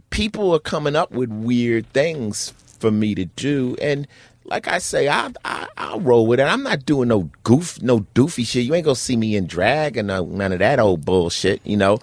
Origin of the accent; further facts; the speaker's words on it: Newark, New Jersey, United States; moved away; also born or lived in Summit, New Jersey / Los Angeles; I was born in Newark, New Jersey